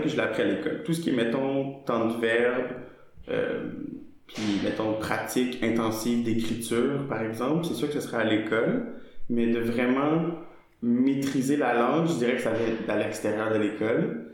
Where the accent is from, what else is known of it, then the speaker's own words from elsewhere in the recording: Montreal, Quebec, Canada; accent: Québécois; first language French; j'ai grandi à Montréal, dans le nord, dans un quartier